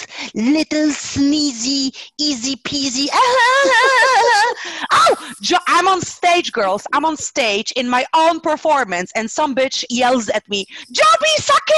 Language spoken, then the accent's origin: English; Poland; moved away; I got back home to Poland, to my little town